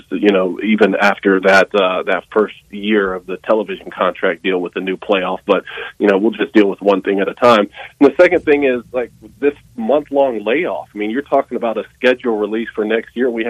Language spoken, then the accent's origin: English; Statesboro, Georgia, United States; look, I come from Statesboro, Georgia, man. Don't don't ever count out a Georgia Southern fan.